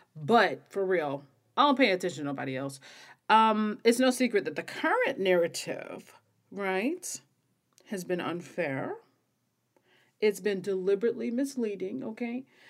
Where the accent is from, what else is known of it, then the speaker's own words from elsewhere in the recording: American South, United States; I'm an American woman, you can probably hear. I am a Southern Black woman.